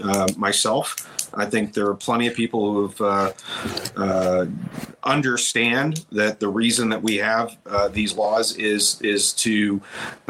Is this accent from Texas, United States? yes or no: yes; Pasadena, Texas, United States; I grew up in the Pasadena ISD public schools in Texas